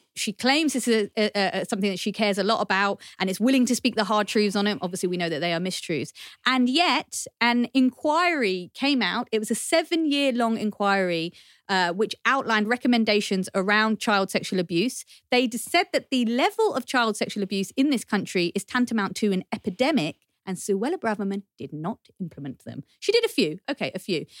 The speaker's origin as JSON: {"language": "English", "country": "United Kingdom", "tie": "born or raised there", "said": "we're not immigrants, we're British born. Yeah. We are British"}